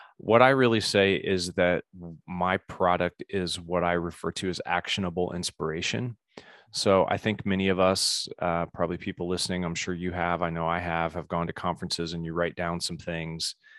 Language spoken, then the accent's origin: English; Indianapolis, Indiana, United States; also born or lived in Bloomington, Indiana / Colorado; Spent most of my time in Indianapolis, grew up in the same